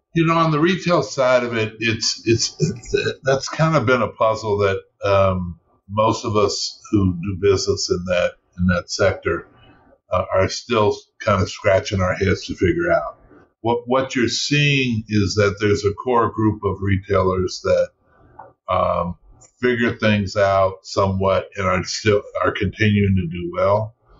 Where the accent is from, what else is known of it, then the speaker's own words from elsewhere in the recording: Seattle, Washington, United States; also born or lived in Louisiana (family roots); now in Los Angeles, United States; I grew up in Seattle